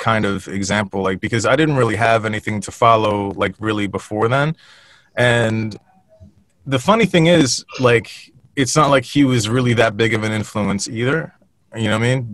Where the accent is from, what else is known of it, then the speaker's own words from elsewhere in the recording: Westfield, United States; moved away as an adult; also born or lived in California; we were raised up in Westfield